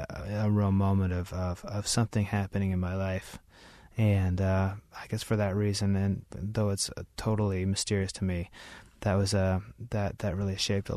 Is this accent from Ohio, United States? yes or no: no; Idaho, United States; I grew up in Idaho around them a lot.